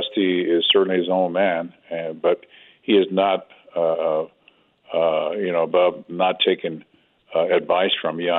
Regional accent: the South, United States; I was raised in the South

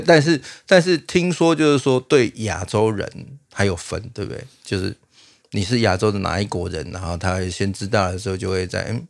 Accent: Taiwan; 然后你跟他讲台湾

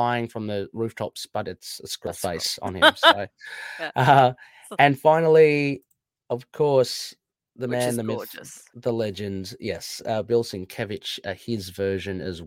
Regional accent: Philippines; my home country calls for it.

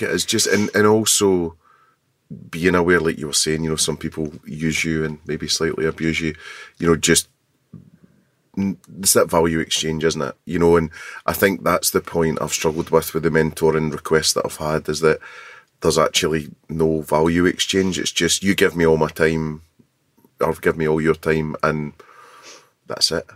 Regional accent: Scotland, United Kingdom; being Scottish

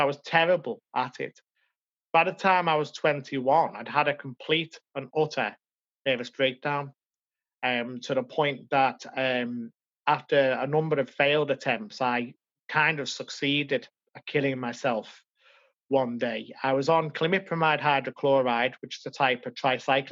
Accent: Liverpool, North West England, United Kingdom; also born or lived in Madrid, Spain; I came home to Liverpool

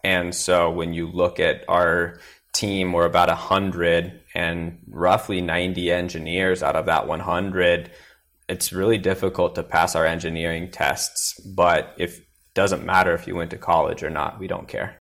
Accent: Willamette Valley, Oregon, United States; now in Austin, United States; I grew up in Willamette Valley in Oregon

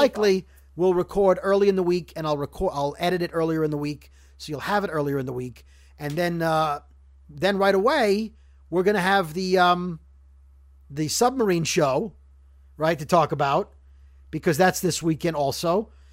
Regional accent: Brooklyn, New York, United States; growing up in Brooklyn

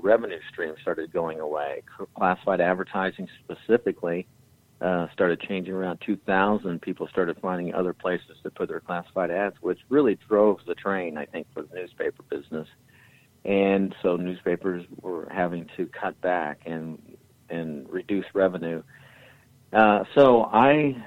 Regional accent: Danville, Indiana, United States; Danville, Indiana, my hometown

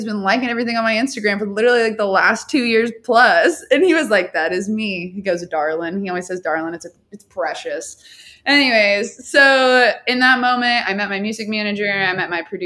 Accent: Dallas, Texas, United States; I'm from Dallas

